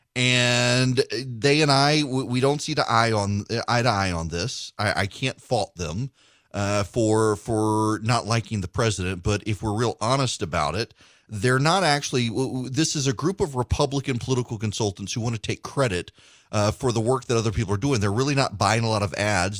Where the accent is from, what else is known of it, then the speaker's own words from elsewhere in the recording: Louisiana, United States; also born or lived in middle Georgia; now in Georgia, United States; I'm from Louisiana